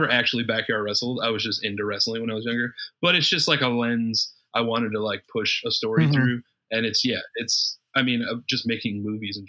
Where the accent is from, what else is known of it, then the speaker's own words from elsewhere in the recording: Rockford, Illinois, United States; moved away as an adult; now in Madison, United States; I'm in Madison, Wisconsin. I'm from Rockford, Illinois, which is like an hour away from Chicago